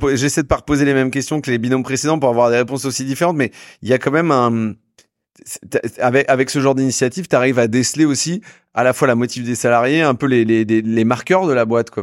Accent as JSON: {"language": "French", "town": "Saint-Malo", "region": "Brittany", "country": "France", "said": "Je suis de Saint-Malo"}